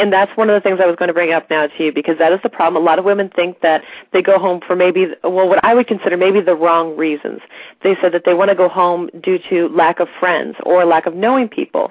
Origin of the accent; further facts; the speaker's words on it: St. Louis, Missouri, United States; moved away as an adult; now in East Coast, United States; we're originally from St. Louis, Missouri